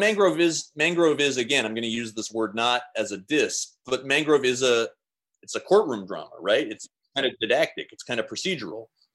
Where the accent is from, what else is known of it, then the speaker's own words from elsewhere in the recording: Seattle, Washington, United States; I'm from Seattle